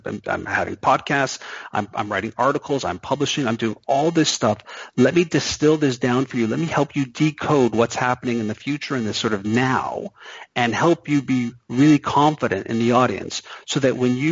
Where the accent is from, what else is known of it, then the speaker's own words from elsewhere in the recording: Canada; I'm Canadian